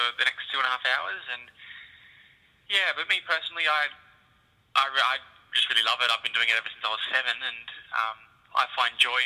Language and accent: English; Melbourne, Victoria, Australia; I'm from Melbourne originally